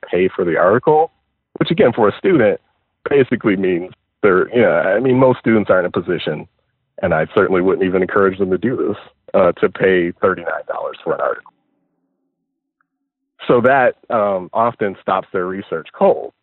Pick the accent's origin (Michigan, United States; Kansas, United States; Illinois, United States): Michigan, United States; Detroit; I am from Detroit